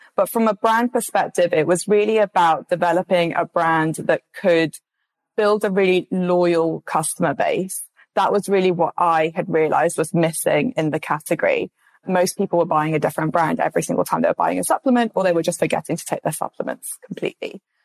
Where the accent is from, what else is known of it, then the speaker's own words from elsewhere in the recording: London, United Kingdom; I'm obviously from London.